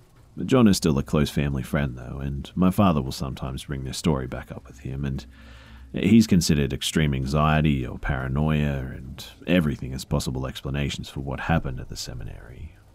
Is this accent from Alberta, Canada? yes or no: yes; Alberta, Canada; I'm from Canada, Alberta, and that's all I can really say is I have to keep things as private as possible.